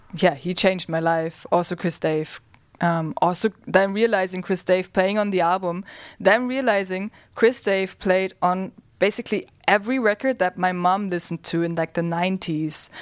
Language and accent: English; Germany; I grew up in Germany.